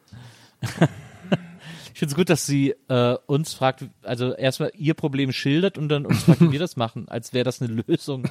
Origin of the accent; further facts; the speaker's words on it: Bonn, North Rhine-Westphalia, Germany; Bonn und ich sind gar nicht auseinander zu denken.